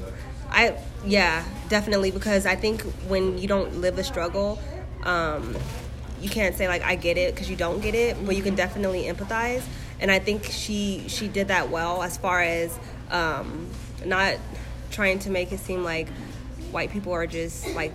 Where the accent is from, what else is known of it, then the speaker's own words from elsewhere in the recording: Lynwood, California, United States; moved away; also born or lived in Ventura County, California; my cousins that I grew up in Linwood